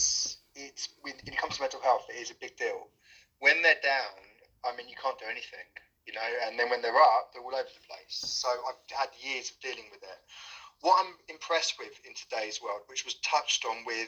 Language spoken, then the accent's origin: English; London, United Kingdom; I'm from London.